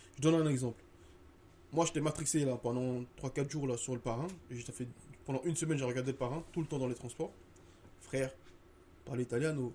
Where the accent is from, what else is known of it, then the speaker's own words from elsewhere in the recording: Côte d’Ivoire; Je disais, euh, Ivory Coast.